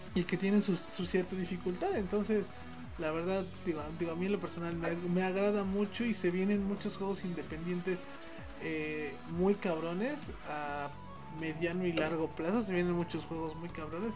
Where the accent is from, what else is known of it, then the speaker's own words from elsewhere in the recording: Mexico; porque somos de México y nosotros tenemos pues porque somos mexicanos